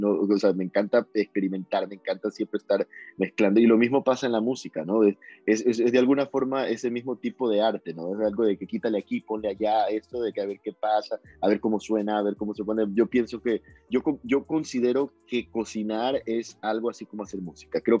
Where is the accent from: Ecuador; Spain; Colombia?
Ecuador; Guayaquil, Guayas; Guayaquileño, soy de Guayaquil, sí. Soy de Guayaquil, de la costa este, soy más de mariscos